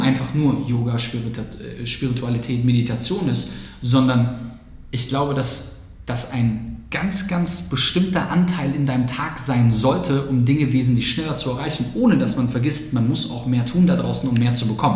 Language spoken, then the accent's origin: German; Germany; als Deutscher